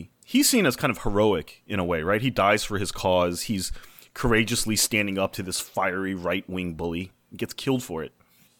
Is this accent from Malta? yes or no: no; Japan; I grew up in Japan. I can tell you why.